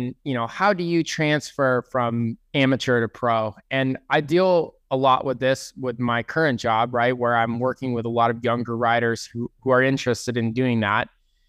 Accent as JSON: {"language": "English", "town": "East Lyme", "region": "Connecticut", "country": "United States", "tie": "born or raised there", "said": "No, I grew up in Connecticut, East Lyme, Connecticut."}